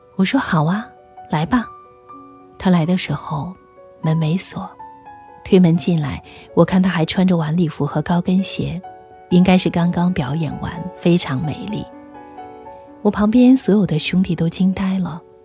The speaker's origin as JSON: {"language": "Chinese", "country": "China", "said": "我是中国人"}